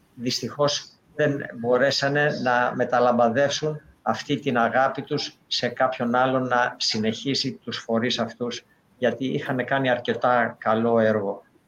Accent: Maniot, Peloponnese, Greece; εγώ είμαι μανιάτης

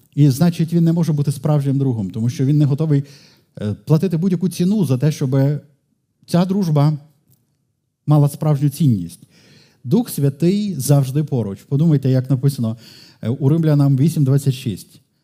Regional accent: Lviv, Lviv Oblast, Ukraine; сам львів'янин

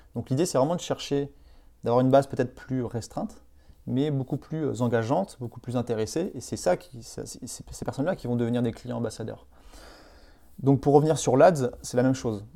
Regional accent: Vendée, Pays de la Loire, France; also born or lived in Nantes / Bordeaux / Pau; vendéen d'origine

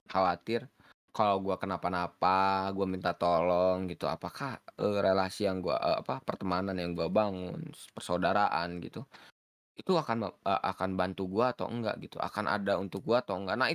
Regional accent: Bandung, West Java, Indonesia; gue gua pun ketemu saya orang Bandung

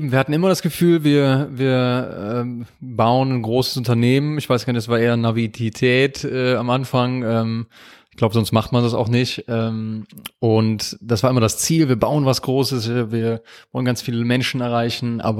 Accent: Aachen, North Rhine-Westphalia, Germany; Aus Aachen.

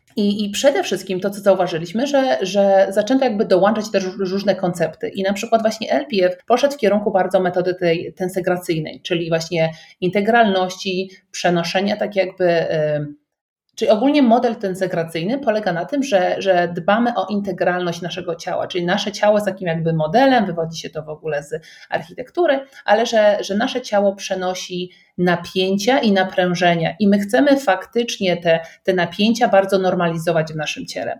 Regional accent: around Kraków, Lesser Poland, Poland; moved away as an adult; also born or lived in United States; pochodzimy mniej więcej z tych okolic

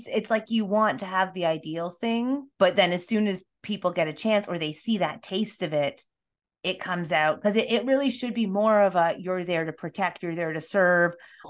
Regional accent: Toronto, Ontario, Canada; I'm from Toronto.

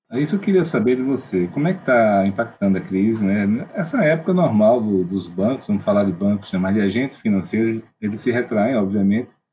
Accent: Alagoas, Brazil; eu sou de Alagoas, então a escassez de, de capital aqui é grande, né? A gente cresce com ela

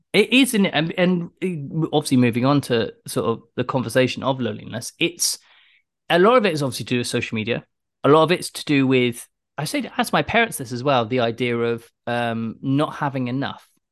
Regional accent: United Kingdom; accent: British; also born or lived in London; my British accent

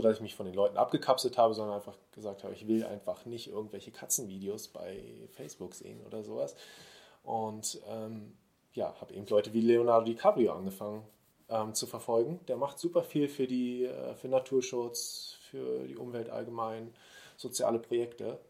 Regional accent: Berlin, Germany; aus Berlin, gebürtiger Berliner.

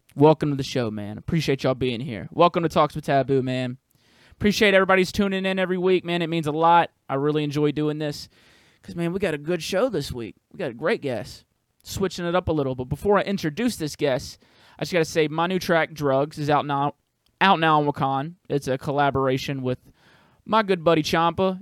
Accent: Southern US, United States; accent: Southern; my Southern accent comes out even fucking more

